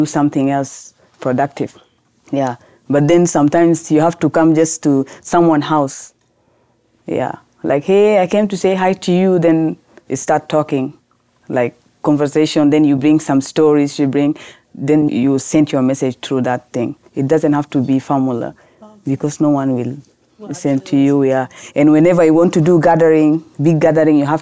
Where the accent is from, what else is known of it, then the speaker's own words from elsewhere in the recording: Khartoum, Sudan; English is a second language; now in South Sudan; I'm new in that village because I grew up in Khartoum.